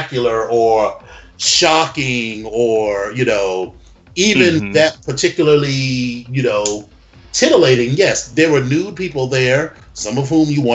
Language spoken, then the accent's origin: English; East Coast, United States; I'm from the East Coast.